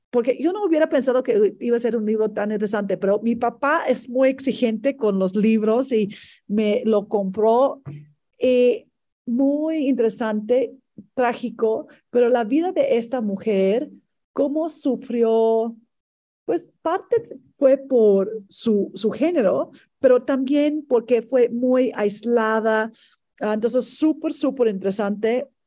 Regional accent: Mexico; si nosotros queremos un, un mejor México, tenemos que construirlo nosotros como mexicanos.

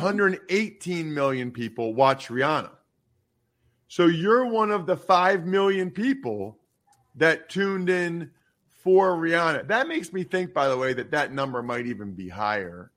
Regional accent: Pennsylvania, United States; growing up in Pennsylvania

